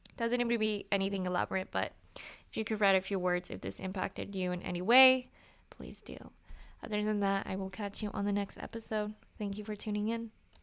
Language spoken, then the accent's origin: English; Utah, United States; I grew up in Utah